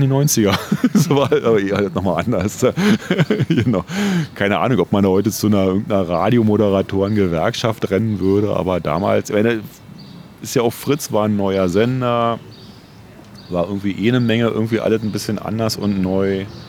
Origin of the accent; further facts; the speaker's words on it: Berlin, Germany; ich komme aus Ostberlin